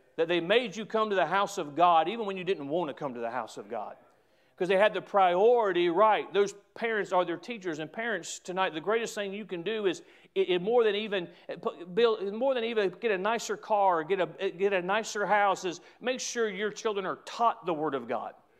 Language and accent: English; United States; as an American